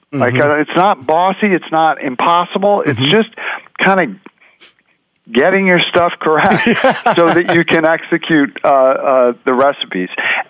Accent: New York City, New York, United States; Well, it's interesting. I grew up in New York City, and New York City is a great food town.

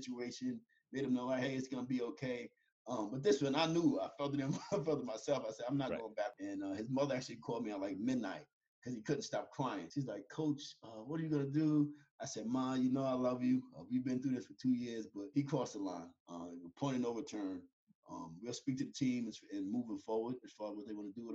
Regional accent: Yonkers, New York, United States; he's from my hometown

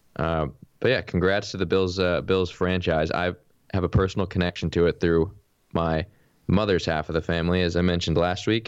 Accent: United States; I'm from America

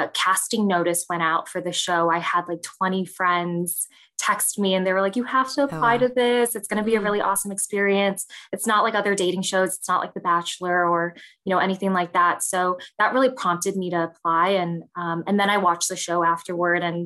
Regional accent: Vernon Hills, Illinois, United States; also born or lived in Chicago, Illinois; So I was born in Chicago in Ravenswood. And then I grew up in the Chicago suburbs. So I grew up in Vernon Hills, which is about 45 minutes up north from the city.

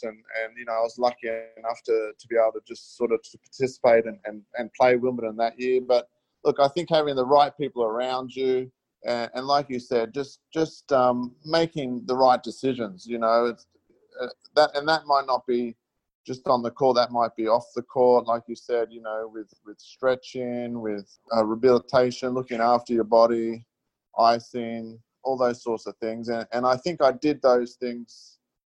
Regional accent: Logan City, Queensland, Australia; also born or lived in Melbourne, Victoria; I grew up in Logan City, and I'm very proud

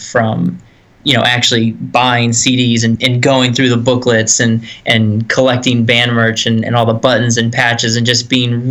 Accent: Erie, Pennsylvania, United States; also born or lived in Greensboro; Back in Erie, PA, my hometown, born and raised.

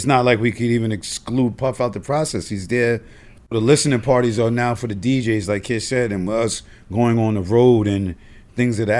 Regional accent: Yonkers, New York, United States; we're coming from Yonkers, New York

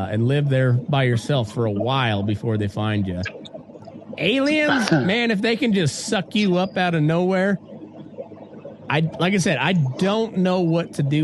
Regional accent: Walsh, Colorado, United States; I'm from Walsh, Colorado

